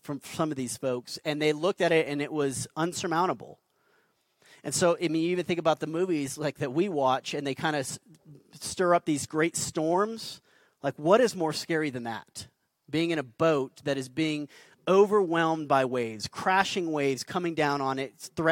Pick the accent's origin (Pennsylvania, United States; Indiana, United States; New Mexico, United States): New Mexico, United States; Albuquerque; I'm a desert kid. I grew up here in Albuquerque